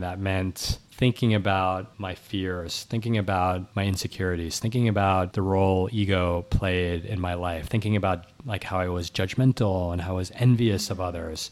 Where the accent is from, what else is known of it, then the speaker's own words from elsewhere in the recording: New York City, New York, United States; recording from fifteen blocks from where, where I grew up, and, uh, I was born in New York City